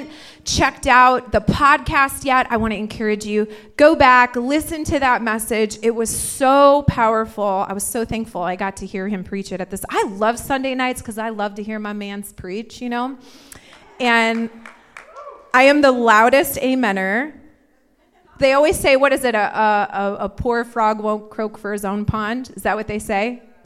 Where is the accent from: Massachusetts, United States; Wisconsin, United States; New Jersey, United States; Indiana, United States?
Indiana, United States; I'm from Indiana, but I like to pretend I'm from California.